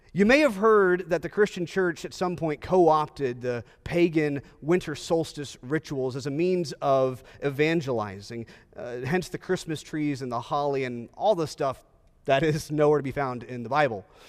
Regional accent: Texas, United States; I'm a native Texan, and I'm a Texan driver

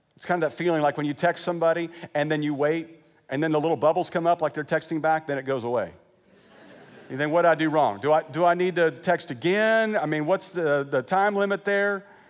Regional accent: Wichita, Kansas, United States; moved away as an adult; also born or lived in Joplin, Missouri / Lexington, Kentucky; now in California, United States; I grew up in Wichita.

